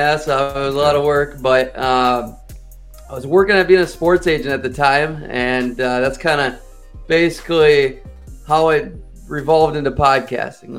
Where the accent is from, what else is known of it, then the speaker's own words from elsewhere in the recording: Minnesota, United States; moved away; also born or lived in Boston / Kansas City; born and raised in Minnesota